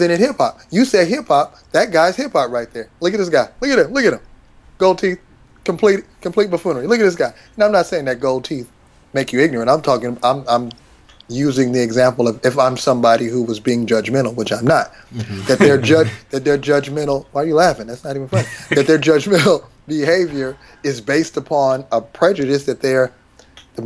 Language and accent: English; Seattle, Washington, United States; I'm from Seattle, born in Seattle.